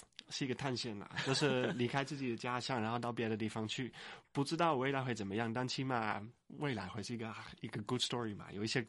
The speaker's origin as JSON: {"language": "Chinese", "country": "Netherlands", "tie": "born or raised there", "second_language": "Chinese", "lives_now": "Taiwan", "said": "我觉得我在荷兰就是那个长大的时候，我们是很强强调说你要有你自己的想法"}